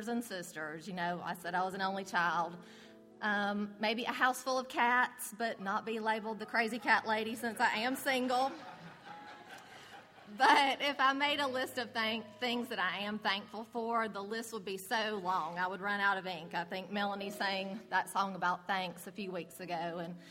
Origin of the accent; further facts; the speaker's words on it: Bremen, Georgia, United States; I was raised in Bremen